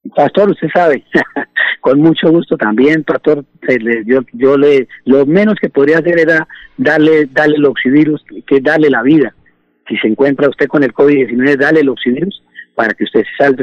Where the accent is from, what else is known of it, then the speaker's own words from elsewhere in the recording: Bucaramanga, Santander, Colombia; Yo nací pastor ahí en el Parque García Rovira, ahí en Bucaramanga